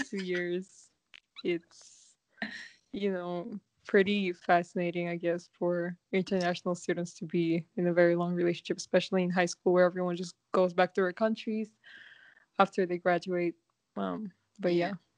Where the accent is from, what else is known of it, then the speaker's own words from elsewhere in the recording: Kazakhstan; now in Vancouver, Canada; I am from Kazakhstan and I currently live in Vancouver, Canada.